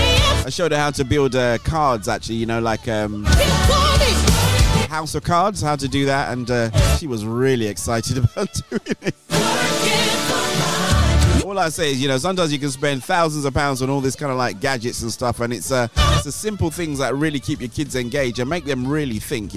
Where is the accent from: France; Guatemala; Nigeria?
Nigeria; accent: Nigerian; One of these days, you know, I think I'll do a show in my Nigerian accent. There you go. I do have one, you know, I just do a good job at suppressing it.